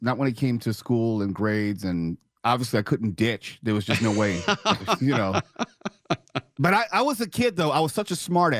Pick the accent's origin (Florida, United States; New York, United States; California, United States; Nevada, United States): California, United States; Los Angeles; But I'm born and raised here.